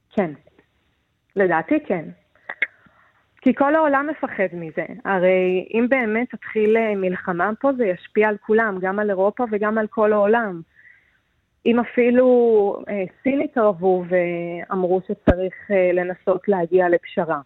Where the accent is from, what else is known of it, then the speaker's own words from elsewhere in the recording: Israel; moved away as an adult; now in Kyiv, Ukraine; כישראלית שיודעת מה זה רעשים של מטוסים, מישהי ששירתה בצבא